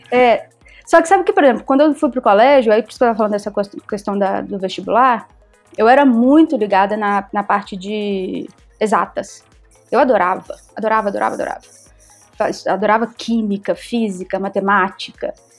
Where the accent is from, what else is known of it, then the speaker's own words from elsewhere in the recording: Belo Horizonte, Minas Gerais, Brazil; also born or lived in Buenos Aires; eu sou de Belo Horizonte